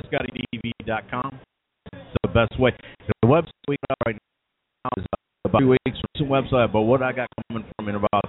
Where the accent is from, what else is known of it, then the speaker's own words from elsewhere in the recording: Toledo, Ohio, United States; I'm from Toledo, so I was right on that Michigan-Ohio State line, you know?